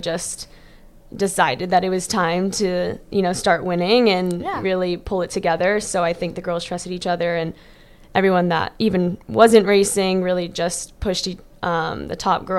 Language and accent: English; Germany; also born or lived in Riverview, Florida; now in United States; Born in Florida, raised in Germany, and then moved back Florida.